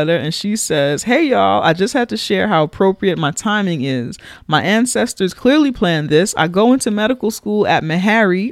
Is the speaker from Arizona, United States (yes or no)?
no; New York City, New York, United States; I love New York because I'm a New Yorker. But I feel like if I wasn't from here